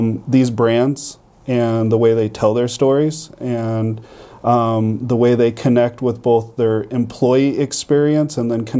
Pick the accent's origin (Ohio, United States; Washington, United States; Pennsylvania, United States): Washington, United States; Seattle; moved away as an adult; also born or lived in Albion, New York / San Antonio; now in Buffalo, United States; I had the opportunity to leave my hometown of Seattle in my early career, and went to Albion, New York